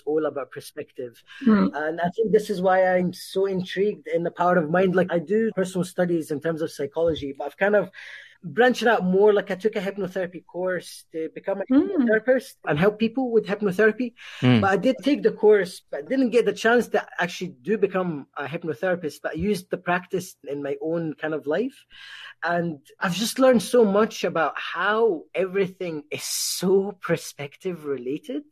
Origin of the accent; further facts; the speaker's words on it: Egypt; moved away; growing up in Egypt as a trans person was very horrible.